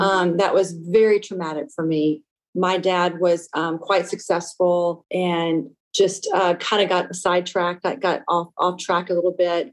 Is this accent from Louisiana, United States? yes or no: yes; Lafayette, Louisiana, United States; now in Seattle, United States; I was born and raised in Lafayette, Louisiana, a small Cajun town of about 150,000 people